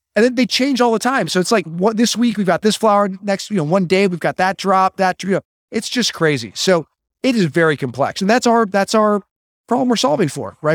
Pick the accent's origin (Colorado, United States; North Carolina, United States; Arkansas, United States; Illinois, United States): Illinois, United States; Chicago; I grew up in Illinois